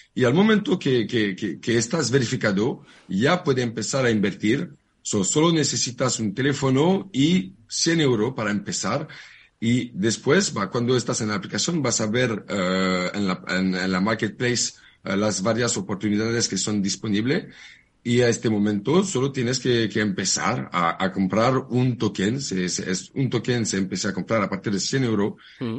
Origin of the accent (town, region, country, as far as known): France; Spanish is a second language; moved away as an adult; now in Barcelona, Spain